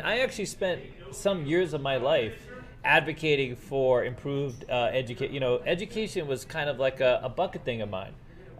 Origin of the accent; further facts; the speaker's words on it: Massachusetts, United States; also born or lived in Marlborough, Massachusetts; now in Las Vegas, United States; where I grew up in Massachusetts or New York